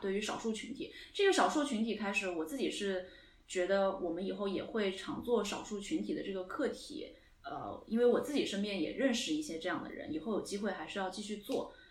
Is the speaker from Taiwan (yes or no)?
no; Singapore; accent: Singlish; now in United Kingdom; 我是在新加坡长大的，所以我算是海外华人